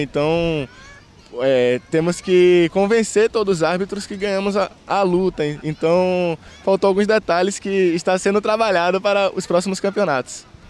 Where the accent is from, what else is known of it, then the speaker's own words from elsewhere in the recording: Conceição do Almeida, Bahia, Brazil; also born or lived in Sapeaçu; nasci em Sapiaçu, mas fui criado em Conceição do Almeida, uma cidade vizinha